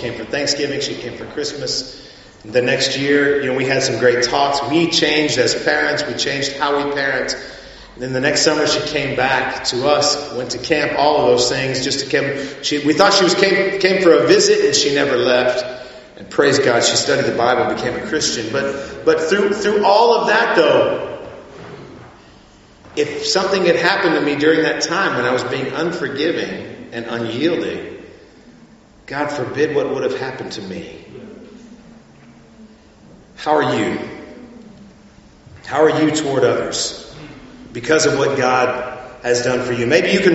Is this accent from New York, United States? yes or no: no; South Texas, United States; my hometown at one time in South Texas